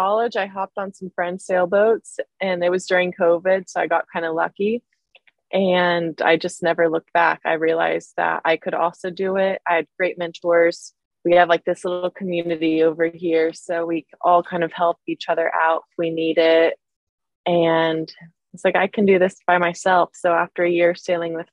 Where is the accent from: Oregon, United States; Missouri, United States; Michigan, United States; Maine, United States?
Missouri, United States; moved away; I grew up in Missouri